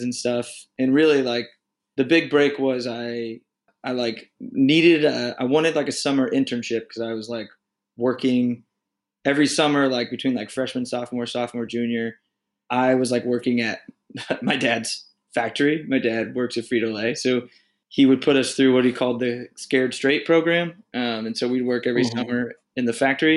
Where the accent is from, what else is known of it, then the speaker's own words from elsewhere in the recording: Indiana, United States; I am from the great state of Indiana, born and raised right in the middle of a cornfield.